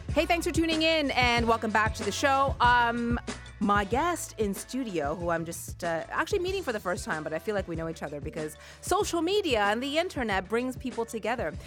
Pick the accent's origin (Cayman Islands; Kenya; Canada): Canada; Halifax, Nova Scotia; we were growing up in Halifax, Nova Scotia.